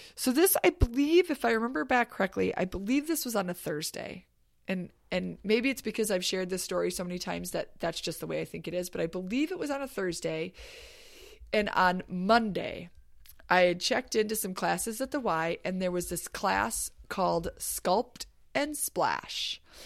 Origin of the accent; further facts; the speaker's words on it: Escanaba, Michigan, United States; I grew up in Escanaba, Michigan, which is above the bridge in the U P